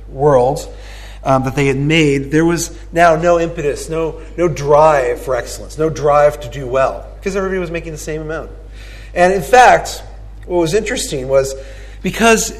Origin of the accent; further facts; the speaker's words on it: United States; also born or lived in Cuba (ancestry); now in Australia; I was born in the States.